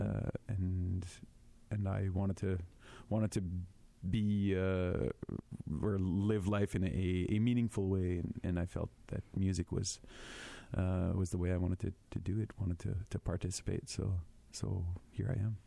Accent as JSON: {"language": "English", "town": "Winnipeg", "region": "Manitoba", "country": "Canada", "tie": "born or raised there", "said": "I'm a French boy, born and raised in Winnipeg"}